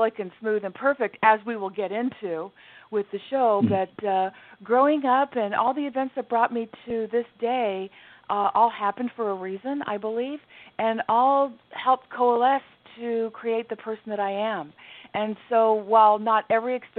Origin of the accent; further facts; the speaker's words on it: Southern California, United States; I was born and raised in Southern California, which was a fantastic place to grow up. It's where I remain to this day